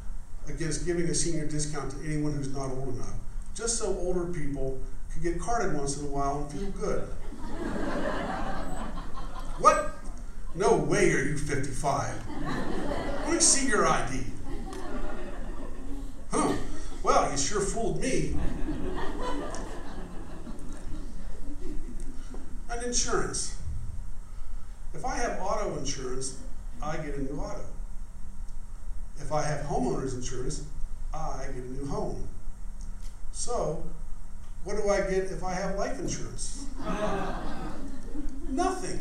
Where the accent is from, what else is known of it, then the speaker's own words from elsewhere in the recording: Claysville, Pennsylvania, United States; I'm from Claysville, Pennsylvania